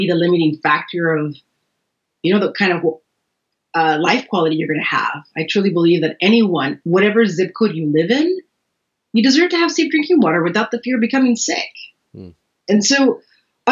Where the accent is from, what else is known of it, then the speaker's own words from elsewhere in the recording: Salinas, California, United States; I was born and raised in Salinas.